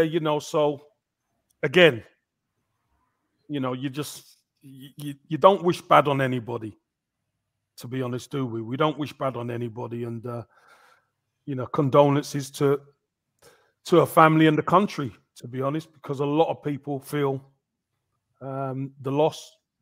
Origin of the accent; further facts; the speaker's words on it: England, United Kingdom; growing up, that was a uniqueness to us being in England. Us being English